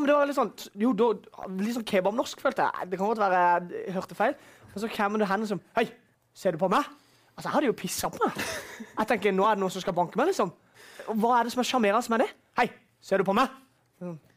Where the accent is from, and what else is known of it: Vennesla, Agder, Norway; born or raised there